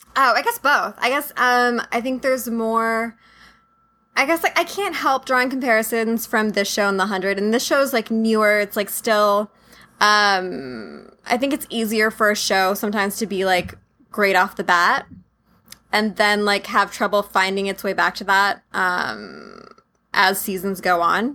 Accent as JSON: {"language": "English", "town": "San Diego", "region": "California", "country": "United States", "tie": "born or raised there", "said": "I grew up in San Diego, um, in the suburbs of San Diego"}